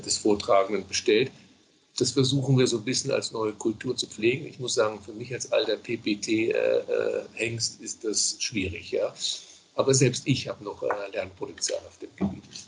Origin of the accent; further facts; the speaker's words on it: Bavaria, Germany; moved away; Ich komme ja gebürtig aus Bayern